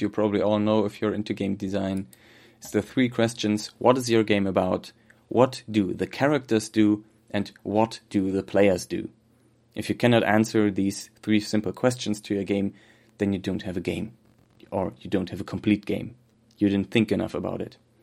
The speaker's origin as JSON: {"language": "English", "country": "Germany", "accent": "German", "second_language": "English", "said": "my terrible German accent"}